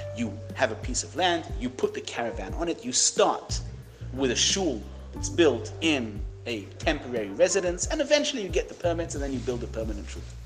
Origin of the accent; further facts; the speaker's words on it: United Kingdom; I'm British.